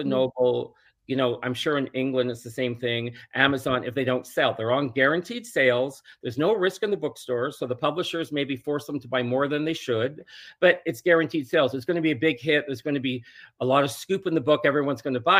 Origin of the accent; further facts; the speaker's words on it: Toronto, Ontario, Canada; because I'm from Toronto and I have a place still there, probably five blocks from her.